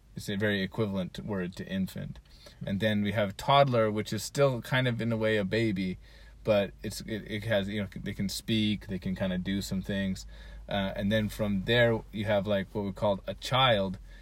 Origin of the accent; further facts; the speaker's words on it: Utah, United States; moved away as an adult; also born or lived in Hiroshima / Gifu; now in Japan; I was born in Utah United States